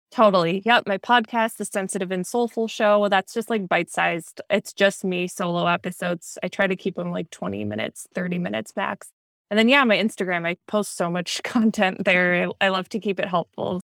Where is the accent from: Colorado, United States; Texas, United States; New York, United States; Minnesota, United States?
Minnesota, United States; now in Southern California, United States; I grew up in Minnesota